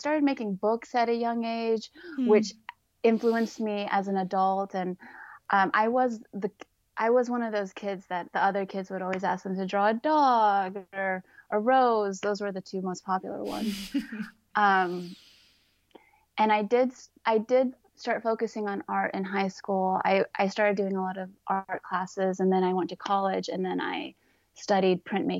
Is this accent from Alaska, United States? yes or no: no; Odessa, Texas, United States; moved away as an adult; also born or lived in San Antonio, Texas / Denton, Texas / Portland, Oregon; I grew up in West Texas, in Odessa, and There isn't really a lot to do out there. West Texas is just flat desert for the most part. And there's not a lot of museums. There's not a lot of art.